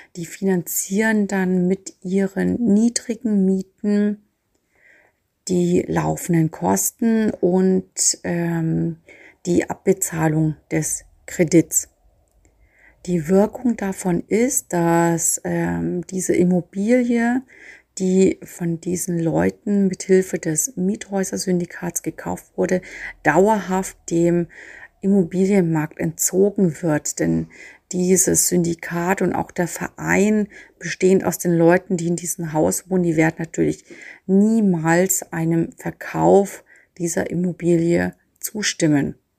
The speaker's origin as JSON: {"language": "German", "town": "Nuremberg", "region": "Bavaria", "country": "Germany", "said": "als Nürnberger"}